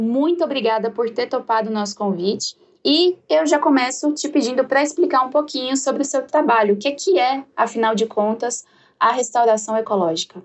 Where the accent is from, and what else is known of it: Jataí, Goiás, Brazil